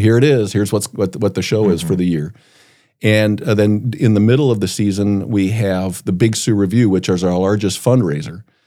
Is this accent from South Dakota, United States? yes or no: yes; Brookings, South Dakota, United States; growing up in Brookings, I would lay in my bed listening to Brad Reimers on K B R K